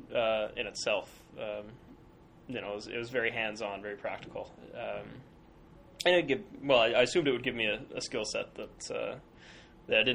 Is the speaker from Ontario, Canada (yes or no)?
no; Calgary, Alberta, Canada; also born or lived in Edmonton, Alberta / Sackville, New Brunswick; I am from Alberta, originally from Calgary. I've lived the past few years in Edmonton.